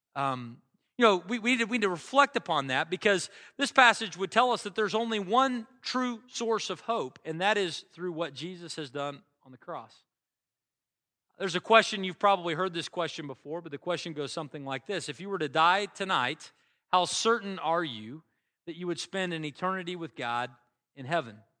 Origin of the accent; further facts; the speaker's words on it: United States; I'm an American. I've always lived here